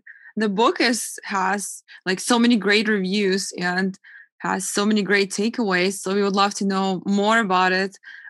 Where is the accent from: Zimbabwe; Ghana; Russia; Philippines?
Russia; now in United States; I'm originally from Russia, and everybody says in Russia, we drink a lot and all that. But not until I came to US, I noticed the difference.